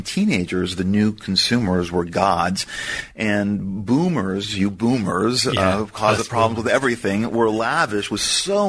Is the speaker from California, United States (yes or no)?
yes; Southern California, United States; as a child of the 1980s, that there is something magical, no matter what, about growing up in Southern California to a degree.